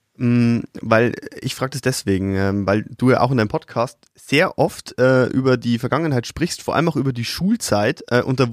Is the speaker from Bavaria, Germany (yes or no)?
yes; Upper Palatinate, Bavaria, Germany; als, als Oberpfälzer